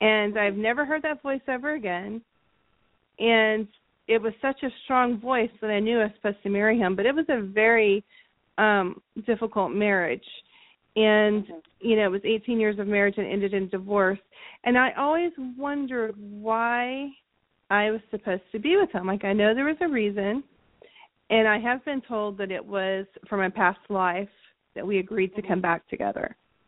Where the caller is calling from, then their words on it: Southern California, United States; I'm calling from Southern California.